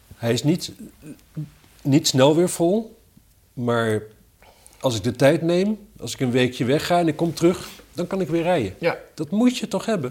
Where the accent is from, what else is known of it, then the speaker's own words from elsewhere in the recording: Wapserveen, Drenthe, Netherlands; now in Amsterdam, Netherlands; Ik kom, ik kom uit Wapser Veen oorspronkelijk.